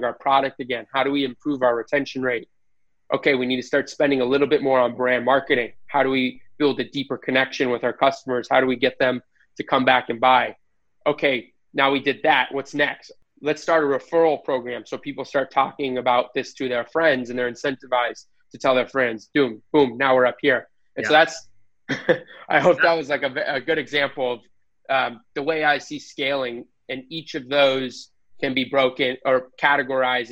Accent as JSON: {"language": "English", "country": "United States", "said": "I'm American"}